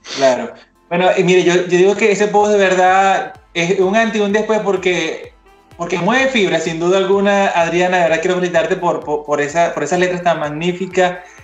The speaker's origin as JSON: {"language": "Spanish", "region": "eastern Venezuela", "country": "Venezuela", "said": "yo soy de Oriente"}